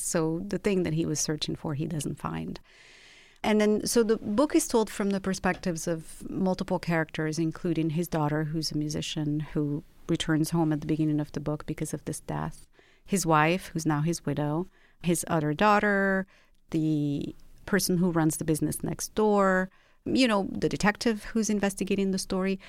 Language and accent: English; Rabat, Rabat-Salé-Kénitra, Morocco; also born or lived in London; now in Los Angeles, United States; I was born and raised in Rabat, which is the capital of Morocco, and then I lived in London, and after that I lived in Los Angeles.